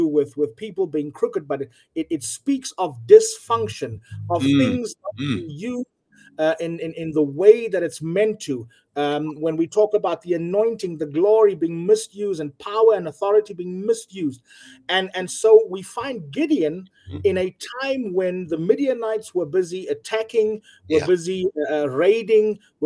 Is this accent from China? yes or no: no; South Africa; here in South Africa